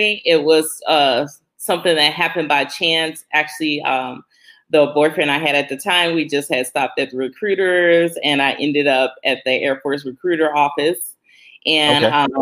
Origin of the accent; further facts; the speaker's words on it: Pine Bluff, Arkansas, United States; So I'm from Pine Bluff, Arkansas. It's a small town. A lot of people can relate to like Little Rock, Arkansas, which is 45 minutes away from Pine Bluff, Arkansas. But yeah, I grew up there